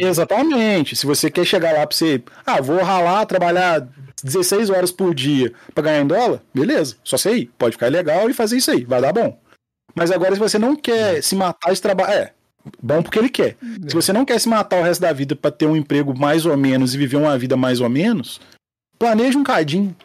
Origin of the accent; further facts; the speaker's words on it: Rio de Janeiro, Brazil; Eu e Maurício, como bons cariocas